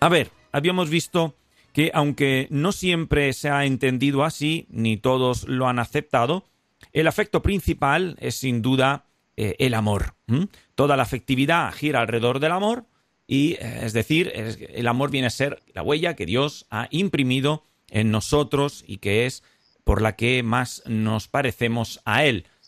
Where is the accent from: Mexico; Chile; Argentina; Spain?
Spain